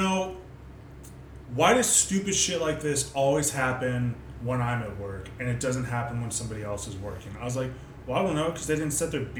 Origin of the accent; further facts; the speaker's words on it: Ohio, United States; moved away; So I'm originally from Ohio.